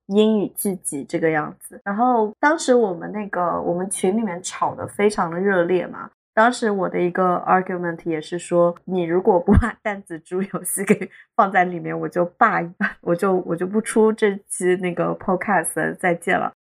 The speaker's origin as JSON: {"language": "Chinese", "country": "China", "said": "然后包括我们中国人在当时关东大地震也有很多是被认为说是你是朝鲜人"}